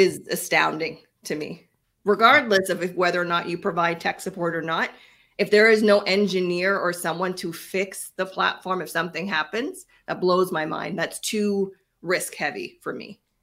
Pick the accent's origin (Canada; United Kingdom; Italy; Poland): Canada; We are Canadian